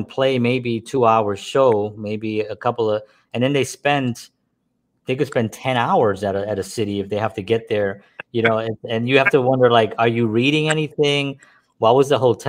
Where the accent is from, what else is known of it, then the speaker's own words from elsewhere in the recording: New York City, New York, United States; I was from the South Bronx